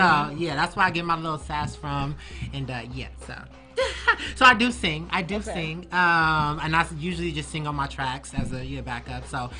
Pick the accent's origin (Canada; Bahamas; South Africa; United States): United States; Los Angeles, California; born there; also born or lived in Houston, Texas; I am, so I was born here in Los Angeles. Moved to Houston, Texas.